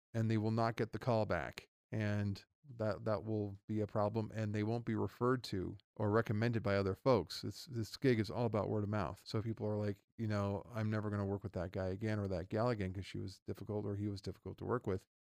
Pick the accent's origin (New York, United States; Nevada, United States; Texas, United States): Nevada, United States; Reno; also born or lived in Los Angeles, California; I am born and raised in Reno, Nevada